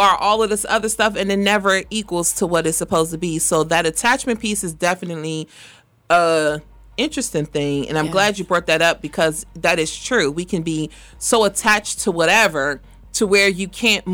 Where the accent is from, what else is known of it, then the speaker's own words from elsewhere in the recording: Washington, District of Columbia, United States; definitely am from D.C.